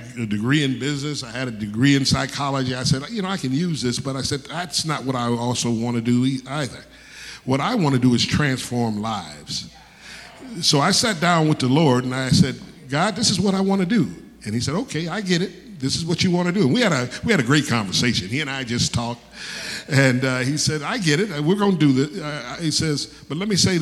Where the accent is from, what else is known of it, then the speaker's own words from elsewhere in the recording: Detroit, Michigan, United States; I was born in Detroit, Michigan